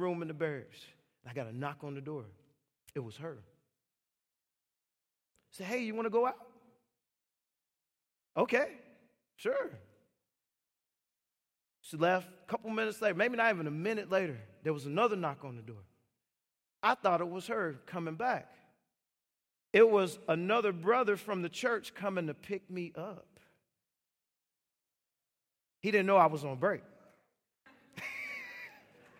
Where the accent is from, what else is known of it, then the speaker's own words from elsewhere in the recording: Chicago, Illinois, United States; I grew up in Chicago